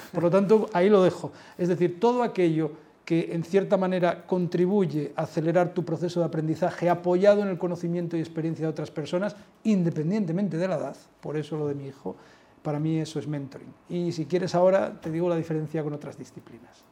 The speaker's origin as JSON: {"language": "Spanish", "region": "Asturias", "country": "Spain", "also_born_or_lived": "Mexico", "moved": "yes", "lives_now": "Madrid, Spain", "said": "yo soy asturiano"}